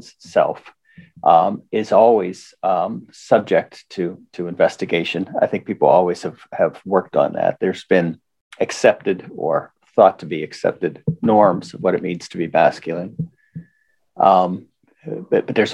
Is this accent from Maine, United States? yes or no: no; Forest Hills, Pennsylvania, United States; We grew up in Forest Hills, which people imagine to be a suburb of Pittsburgh, but was actually a suburb of the steel town of East Pittsburgh and of Braddock